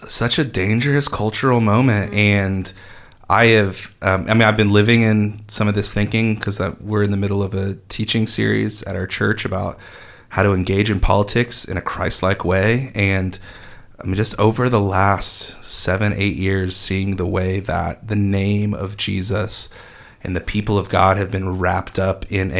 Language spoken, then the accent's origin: English; United States; I love being an American